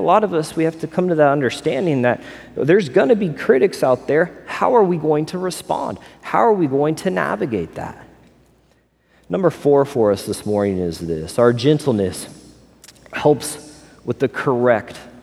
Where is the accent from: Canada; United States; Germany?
United States; Missouri; also born or lived in Las Vegas / California; now in Florida, United States; I grew up in Missouri.